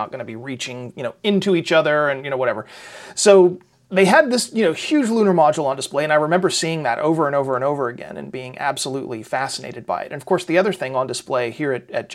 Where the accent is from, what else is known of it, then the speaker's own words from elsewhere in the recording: Houston, Texas, United States; growing up in Southeast Houston, which is where the Johnson Space Center is, that's where I grew up, in the, you know, League City area down here